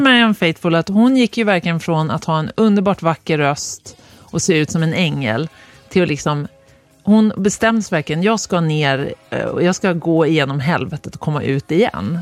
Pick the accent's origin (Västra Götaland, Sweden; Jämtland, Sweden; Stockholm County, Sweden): Jämtland, Sweden; Östersund; moved away; also born or lived in Gävle; där jag växte upp, Östersund